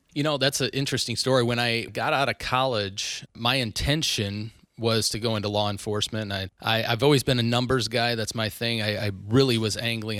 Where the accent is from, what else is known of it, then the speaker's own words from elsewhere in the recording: Northwest Iowa, United States; moved away as an adult; also born or lived in Orange City, Iowa / Sioux Falls, South Dakota; now in Omaha, United States; I grew up in Northwest Iowa, very small town, north of Sioux City, actually